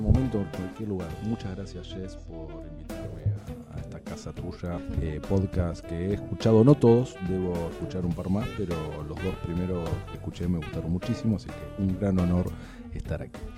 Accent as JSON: {"language": "Spanish", "region": "Buenos Aires", "country": "Argentina", "said": "nos alimentamos eh, los porteños"}